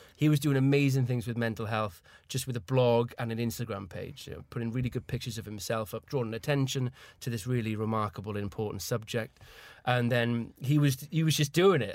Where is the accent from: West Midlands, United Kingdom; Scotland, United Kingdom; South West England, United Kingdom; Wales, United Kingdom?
Wales, United Kingdom; Caerphilly; moved away as an adult; now in London, United Kingdom; I was from Caerphilly